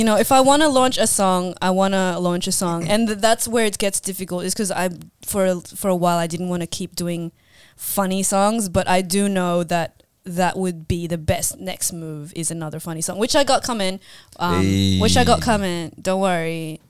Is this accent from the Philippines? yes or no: yes; Philippines; like a Filipino relatable, which comes naturally anyway, because I am Filipino.